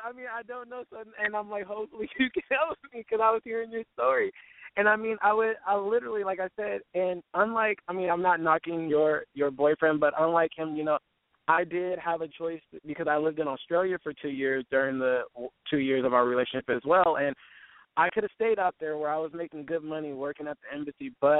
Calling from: Irvine, California, United States; I'm calling from Irvine, California, and I am 26.

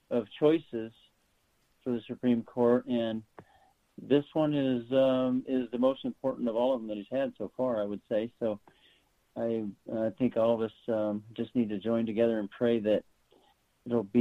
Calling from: Greeley, Colorado, United States; I live in Greeley, Colorado, which is northern Colorado

